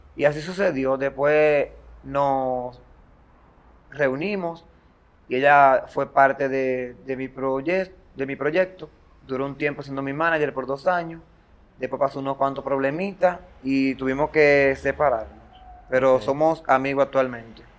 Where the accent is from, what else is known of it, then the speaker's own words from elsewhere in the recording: Baní, Peravia, Dominican Republic; soy de Baní, eh, una comunidad llamada Matagorda, ubicada en la provincia de Peravia